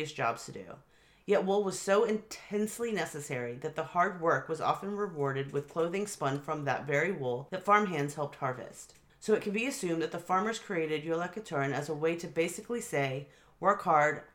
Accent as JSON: {"language": "English", "country": "United States", "said": "as an American"}